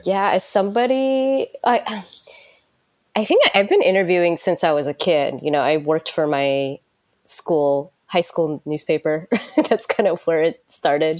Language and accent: English; United States; moved away as an adult; also born or lived in San Francisco; now in Tokyo, Japan; growing up in United States